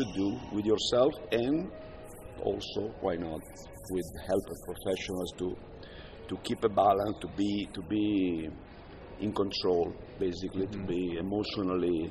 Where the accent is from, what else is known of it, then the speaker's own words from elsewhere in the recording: Brescia, Lombardy, Italy; In Brescia, yes, yeah. my hometown.